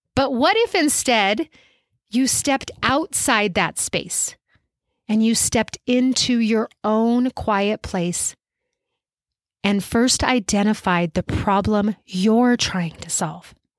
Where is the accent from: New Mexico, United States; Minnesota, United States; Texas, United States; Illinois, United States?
New Mexico, United States; Albuquerque; my hometown of Albuquerque